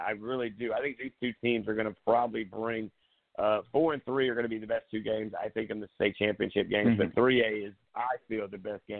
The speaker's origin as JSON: {"language": "English", "town": "Myrtle Beach", "region": "South Carolina", "country": "United States", "tie": "born or raised there", "said": "growing up in Myrtle Beach"}